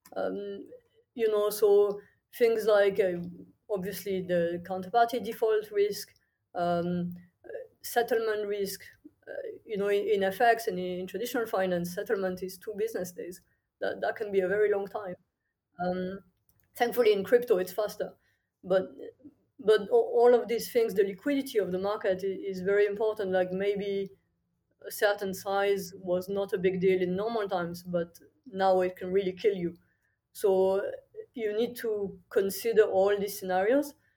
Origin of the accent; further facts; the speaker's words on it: countryside near Toulouse, Occitania, France; moved away as an adult; also born or lived in Paris / London / Singapore; I'm from France originally. I grew up in the countryside, really small village in the south near, near Toulouse